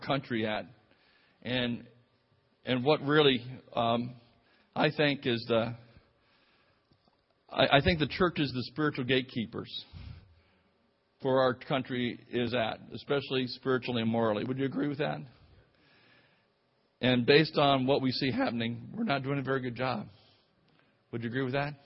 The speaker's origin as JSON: {"language": "English", "town": "Clearwater", "region": "Florida", "country": "United States", "tie": "born or raised there", "also_born_or_lived": "Nigeria / Tampa Bay, Florida", "said": "we went together in high school together and over in Clearwater, Florida"}